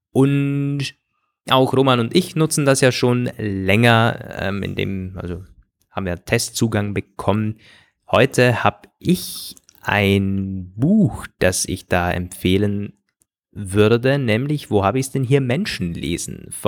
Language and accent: German; Austria